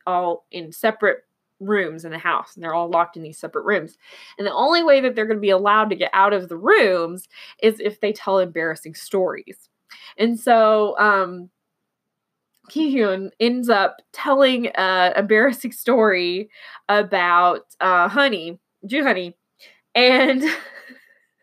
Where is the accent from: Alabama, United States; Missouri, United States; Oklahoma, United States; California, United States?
Oklahoma, United States; now in Texas, United States; I'm in Texas and I'm from Oklahoma, so I'm very used to the Texas accent